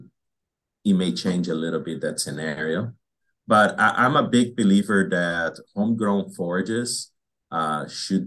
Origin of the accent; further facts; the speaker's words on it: Brazil; moved away as an adult; now in Wisconsin, United States; I grew up in Brazil where planting alfalfa is very hard.